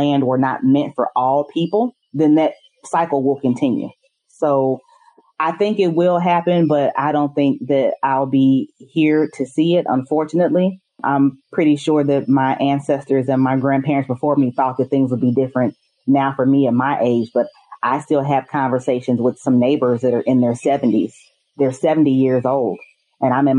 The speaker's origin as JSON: {"language": "English", "town": "St. Louis", "region": "Missouri", "country": "United States", "said": "I'm from St. Louis, Missouri"}